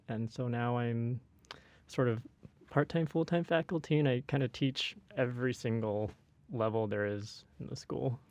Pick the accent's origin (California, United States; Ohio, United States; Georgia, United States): California, United States; Walnut Creek; I am also from Northern California, Walnut Creek